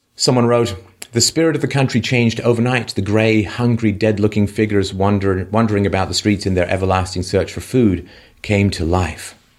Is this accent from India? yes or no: no; England, United Kingdom; when I grew up in England, um, we British